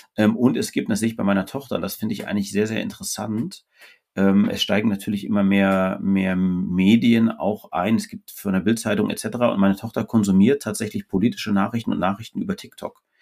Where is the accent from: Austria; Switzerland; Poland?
Austria; now in Hamburg, Germany; ich bin Österreicher